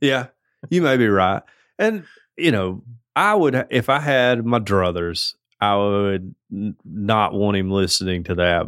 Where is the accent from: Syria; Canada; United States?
Canada; As a Canadian sister